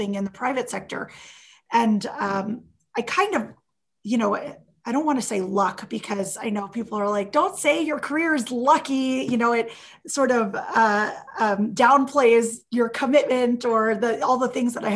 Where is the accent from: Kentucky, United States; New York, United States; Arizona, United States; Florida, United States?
Florida, United States; Miami; I grew up in Miami